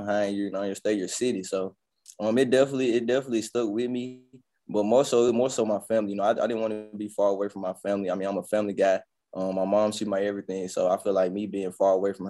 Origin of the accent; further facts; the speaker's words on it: Jackson, Mississippi, United States; I come from Jackson, Mississippi, man. It's a You know, it's a dog-eat-dog world down there